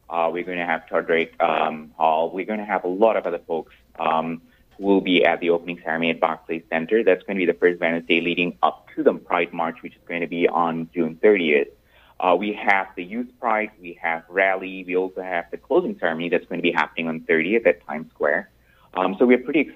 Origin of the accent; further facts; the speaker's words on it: Malaysia; moved away as an adult; now in New York, United States; I'm originally from Malaysia. I've been here in the U.S. for the last 7 years